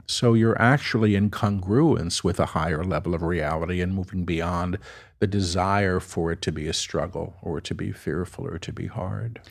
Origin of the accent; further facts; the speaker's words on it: New York City, New York, United States; I'm a New Yorker.